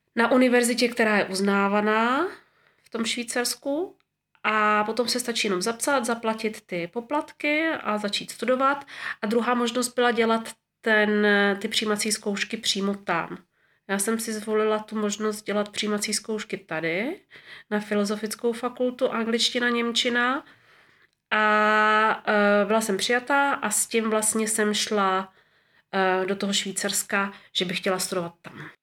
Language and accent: Czech; Moravská Třebová, Pardubice Region, Czechia; moved away as an adult; also born or lived in Prague; now in Zurich, Switzerland; jsem se narodila v roce sedmdesát šest v Moravské Třebové